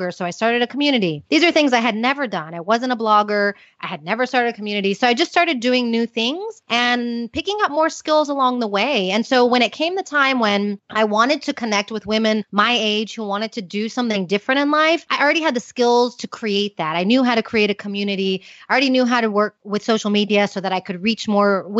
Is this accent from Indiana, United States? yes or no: no; Houston, Texas, United States; moved away as an adult; also born or lived in Austin, Texas; now in Madrid, Spain; I'm originally from Houston, but I had been living in Austin